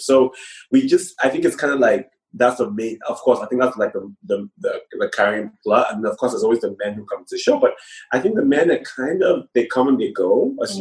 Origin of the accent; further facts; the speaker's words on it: Nigeria; moved away as an adult; now in London, United Kingdom; I grew up primarily in Nigeria.